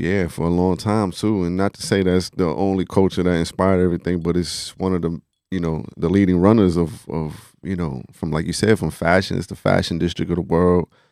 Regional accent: New York City, New York, United States; I'm originally from the Bronx, um, you know, and all my family's out there just growing up as a Puerto Rican kid in the Bronx

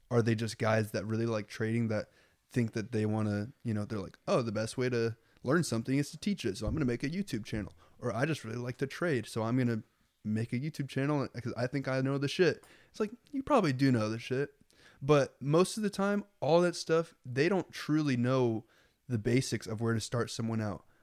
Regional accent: Lincoln, Nebraska, United States; Well, I, I grew up in Lincoln, and Lincoln is like, it's it's like all white people and Mexican people, you know.

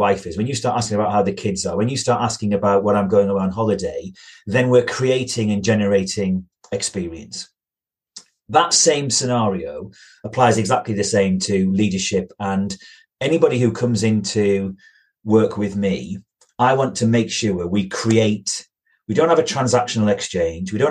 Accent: Yorkshire and the Humber, United Kingdom; I come from Yorkshire. I live in the deepest, darkest hills of North Yorkshire.

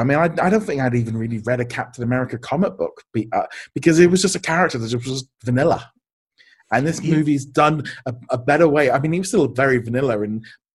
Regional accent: United Kingdom; growing up here in the UK

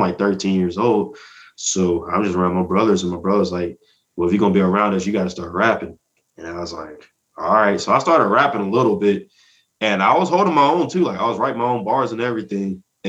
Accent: Atlanta, Georgia, United States; also born or lived in Columbus; So I used to live in Georgia. I was born in Columbus, but I moved around a whole lot as a kid. And then I grew up in Atlanta

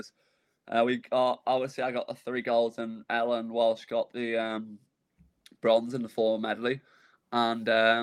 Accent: Northern Ireland, United Kingdom; also born or lived in Leeds, England; I was born in England, and I moved over when I was 1 year old to Ireland, so I'm a Northern Ireland resident

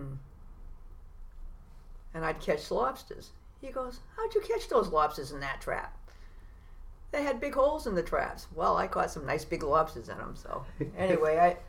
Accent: Beverly, Massachusetts, United States; also born or lived in Salem; I was born in Salem, but lived in Beverly most of my life.

